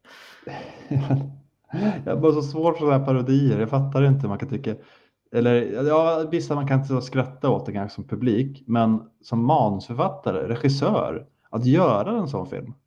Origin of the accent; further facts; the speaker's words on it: Sweden; jag är svensk